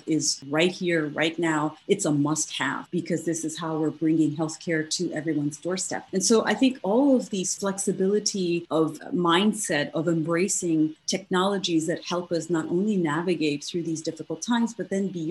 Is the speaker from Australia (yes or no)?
no; Morocco; moved away as an adult; also born or lived in India; now in United States; I was born in India and I grew up in North Africa in Morocco and came here to the US many, many years ago to pursue my university studies.